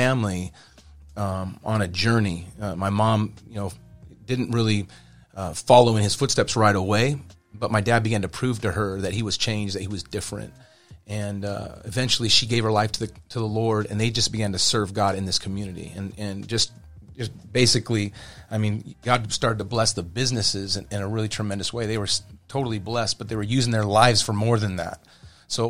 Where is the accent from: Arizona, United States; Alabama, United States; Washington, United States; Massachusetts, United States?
Arizona, United States; Kingman; moved away; I was born in Kingman, Arizona